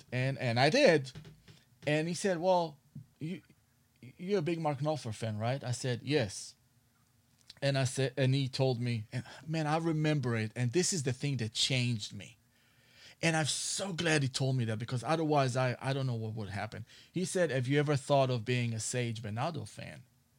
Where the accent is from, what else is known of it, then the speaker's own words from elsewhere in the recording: Israel; English is a second language; moved away as an adult; now in Los Angeles, United States; Well, in 1997, I moved to Los Angeles from Israel, okay, and I went to Musician Institute